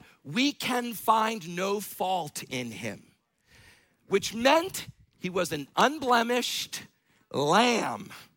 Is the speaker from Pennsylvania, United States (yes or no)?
no; northern Minnesota, United States; also born or lived in Brooklyn, New York; I actually grew up on a farm in northern Minnesota